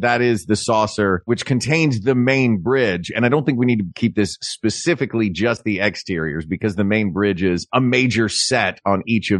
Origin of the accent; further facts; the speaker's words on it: the South, United States; As a Southerner, honor. I say umbrella.